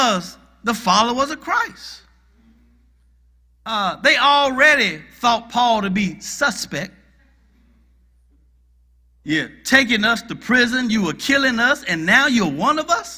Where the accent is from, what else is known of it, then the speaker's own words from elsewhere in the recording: Athens, Georgia, United States; also born or lived in Gainesville, Georgia; I'm from Gainesville, Georgia. However, when I was 6 years old, my father got a job with the University of Georgia. And he moved me from Gainesville, Georgia, to Athens, Georgia.